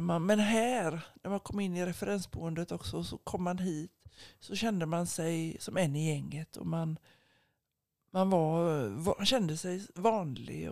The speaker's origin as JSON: {"language": "Swedish", "town": "Gothenburg", "region": "Västra Götaland", "country": "Sweden", "tie": "born or raised there", "said": "jag är ju uppvuxen på Asperö i Göteborgs södra skärgård"}